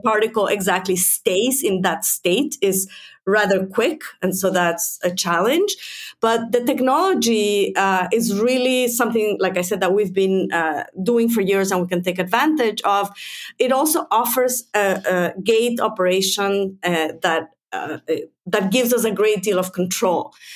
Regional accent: Mexico; also born or lived in United States; now in Finland; I'm originally from Mexico

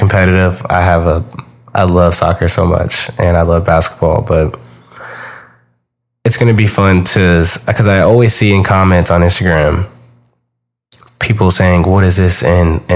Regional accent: Houston, Texas, United States; I'm from Houston, Texas.

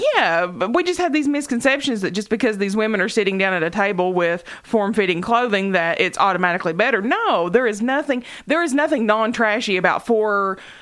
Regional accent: Knott County, Kentucky, United States; to us in Knott County, where there were no clubs.

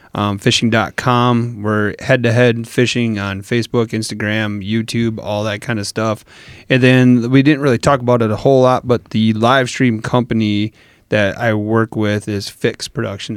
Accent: Wisconsin, United States; I'm from Wisconsin.

